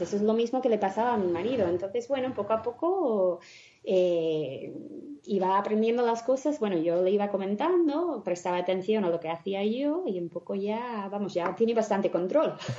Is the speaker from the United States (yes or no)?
yes; United States; Spanish is a second language; moved away as an adult; now in Spain; yo soy de Estados Unidos, vine a España hace 15 años mm, para estudiar